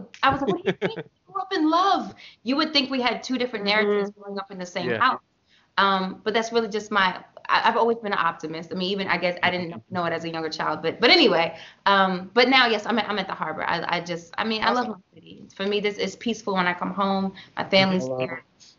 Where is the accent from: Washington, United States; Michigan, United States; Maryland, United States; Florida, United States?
Maryland, United States; Baltimore; born or raised there; moved away as an adult; also born or lived in New York